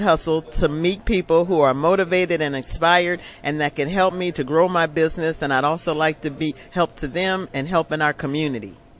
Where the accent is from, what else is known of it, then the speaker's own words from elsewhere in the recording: Stockton, California, United States; I'm from Stockton, California